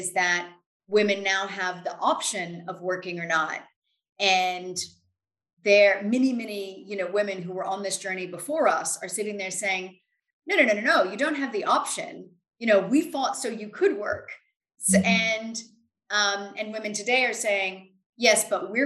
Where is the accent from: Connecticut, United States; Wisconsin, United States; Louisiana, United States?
Louisiana, United States; moved away as an adult; now in United Kingdom; where I grew up in Louisiana, which is a very rural area